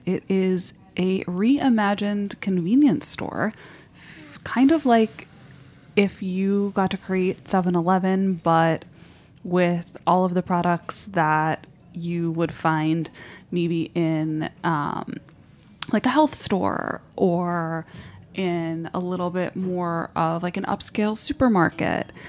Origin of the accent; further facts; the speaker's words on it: New York, United States; I grew up in New York